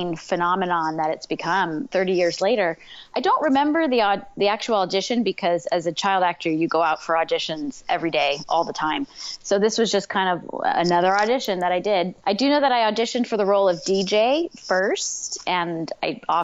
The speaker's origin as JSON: {"language": "English", "region": "Southern California", "country": "United States", "tie": "born or raised there", "said": "I was born and raised in Southern California. I live in Orange County now"}